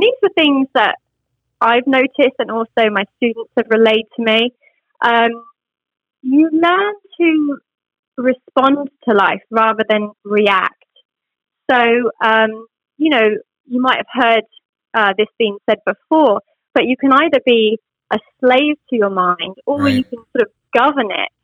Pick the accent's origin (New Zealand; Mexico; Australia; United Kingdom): United Kingdom; moved away as an adult; now in United States; I am obviously British. So, in Britain, in my former life, I was a flight attendant